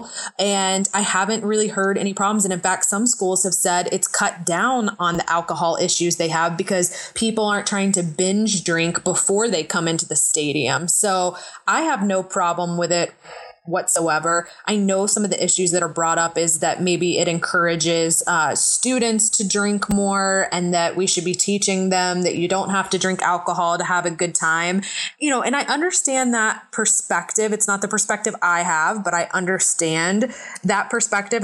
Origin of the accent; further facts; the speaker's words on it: Atlanta, Georgia, United States; moved away as an adult; I grew up in Atlanta